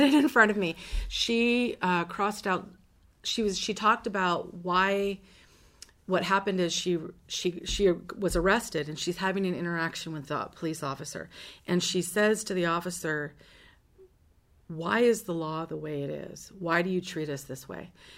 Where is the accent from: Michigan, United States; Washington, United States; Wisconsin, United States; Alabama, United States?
Washington, United States; Seattle; also born or lived in Lynden, Washington; I'm, um, born and raised in Washington State. Uh, I grew up in Seattle